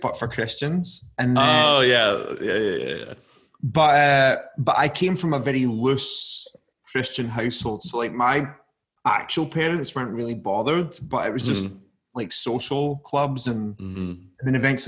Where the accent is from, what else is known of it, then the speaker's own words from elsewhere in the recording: Scotland, United Kingdom; I'm from Scotland, which is a country in the UK.